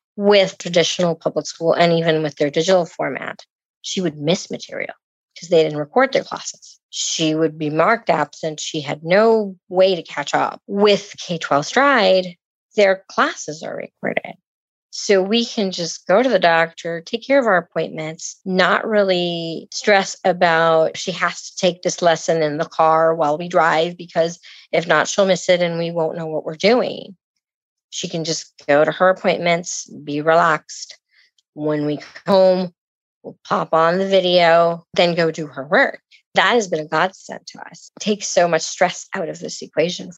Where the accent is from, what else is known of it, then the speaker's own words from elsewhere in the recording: Puerto Rico; now in Gainesville, United States; I'm originally from Puerto Rico.